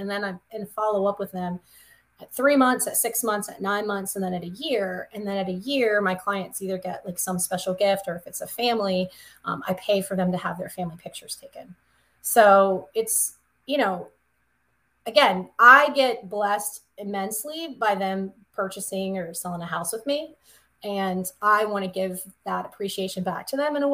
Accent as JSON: {"language": "English", "region": "the South", "country": "United States", "tie": "born or raised there", "moved": "yes", "said": "I'm from the South, of course, in my little town"}